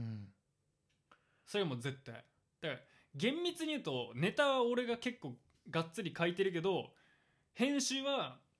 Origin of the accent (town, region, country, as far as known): Kansai, Japan; accent: Kansai-ben; moved away as an adult; now in Tokyo area, Japan